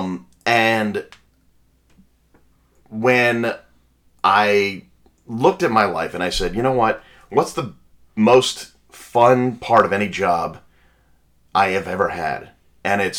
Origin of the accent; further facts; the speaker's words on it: Long Island, New York, United States; I grew up on Long Island, so I had access to the city